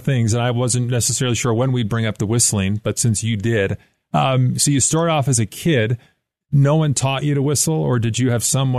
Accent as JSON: {"language": "English", "area": "South Shore of Long Island", "region": "New York", "country": "United States", "tie": "born or raised there", "said": "I'm from the South Shore of Long Island."}